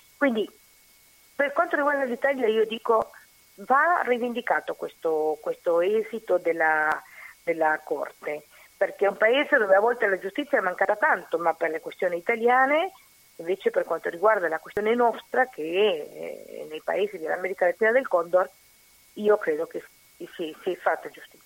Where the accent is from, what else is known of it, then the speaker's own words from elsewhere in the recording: Uruguay; Italian is a second language; also born or lived in Argentina; now in Italy; Io sono uruguaiana, però ho vissuto in Argentina